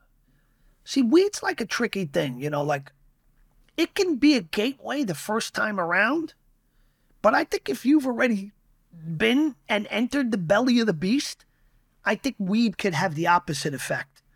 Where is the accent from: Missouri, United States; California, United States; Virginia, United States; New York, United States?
New York, United States; Yonkers; It's a neighboring city to where I'm from. I'm from Yonkers